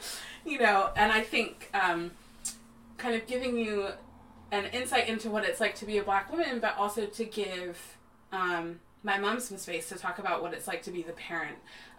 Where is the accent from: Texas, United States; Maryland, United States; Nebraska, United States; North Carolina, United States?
Texas, United States; born there; told them that I was born in Texas and how shameful that is.